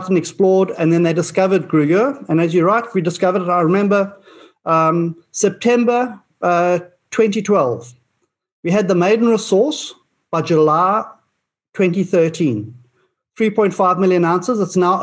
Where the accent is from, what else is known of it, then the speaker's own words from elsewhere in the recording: Australia; as an Australian